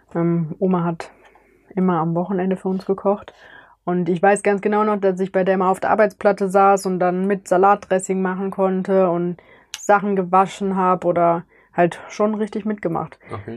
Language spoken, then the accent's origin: German; near Cologne, North Rhine-Westphalia, Germany; ich komme aus Oberrad in der Nähe von Köln